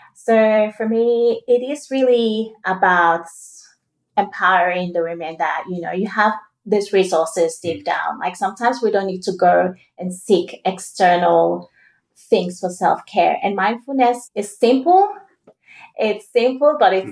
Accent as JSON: {"language": "English", "country": "Sierra Leone", "moved": "yes", "lives_now": "Australia", "said": "we're both from Sierra Leone. Yeah. And, you know, back when I was in Sierra Leone"}